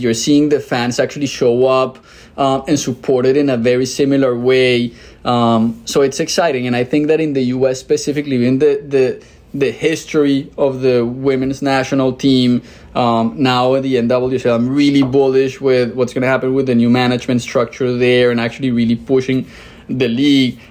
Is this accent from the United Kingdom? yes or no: no; Colombia; moved away as an adult; also born or lived in Mexico City, Mexico; now in United States; I'm originally from Colombia